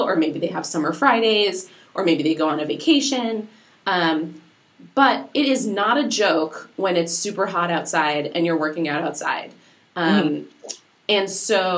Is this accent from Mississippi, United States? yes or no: no; Minnesota, United States; growing up in Minnesota, the land of not hot